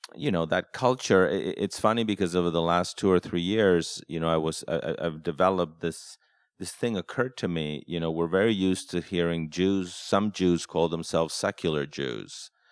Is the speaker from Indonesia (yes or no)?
no; Mexico; moved away; growing up in Mexico